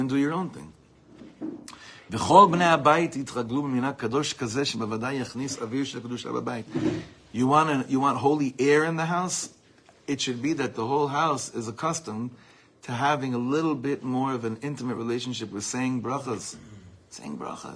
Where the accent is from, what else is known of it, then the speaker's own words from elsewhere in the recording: Los Angeles, California, United States; also born or lived in East Coast, United States; growing up in Los Angeles, before that in the East Coast.